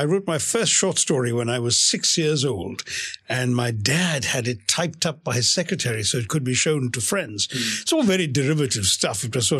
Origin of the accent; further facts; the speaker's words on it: India; accent: English; also born or lived in London, United Kingdom; I was born a decade, just less than a decade after independence. So the years that I was growing up in India